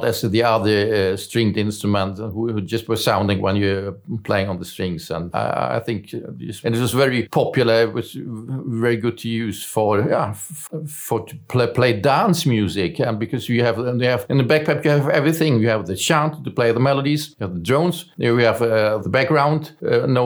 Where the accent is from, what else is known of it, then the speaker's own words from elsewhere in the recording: Germany; English is a second language; moved away as an adult; now in Sweden; I was born in Germany, but I came to Sweden in 1988.